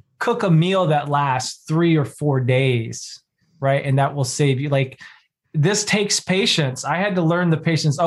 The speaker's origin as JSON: {"language": "English", "region": "the South", "country": "United States", "tie": "born or raised there", "said": "I'm from the South. I was raised in the South"}